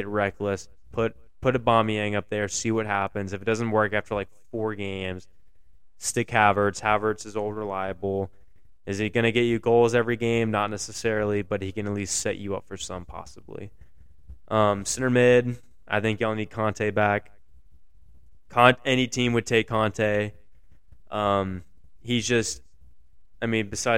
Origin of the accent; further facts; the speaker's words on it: United States; I'm American.